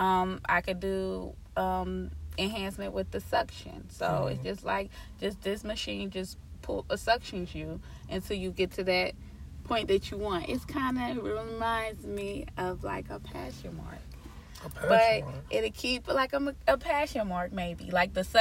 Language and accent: English; Cincinnati, Ohio, United States; moved away as an adult; I'm from Cincinnati, Ohio, so that's the 513.